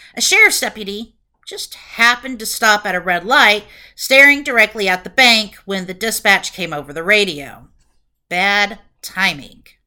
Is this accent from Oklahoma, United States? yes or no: yes; Broken Arrow, Oklahoma, United States; I was working in my hometown of Broken Arrow, Oklahoma